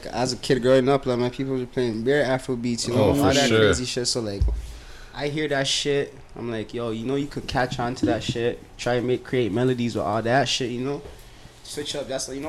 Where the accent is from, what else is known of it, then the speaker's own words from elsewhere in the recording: Ghana; I'm Ghanaian, yeah.